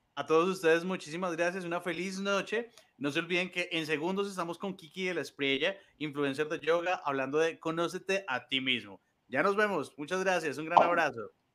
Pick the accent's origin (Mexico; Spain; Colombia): Colombia; los colombianos somos muy recursivos